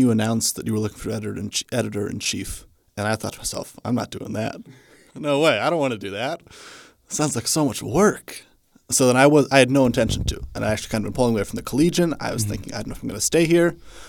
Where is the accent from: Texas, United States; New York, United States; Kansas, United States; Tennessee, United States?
Kansas, United States; Hutchinson; I'm from Hutchinson, Kansas. It's a town about 40 minutes away from here, nice and close.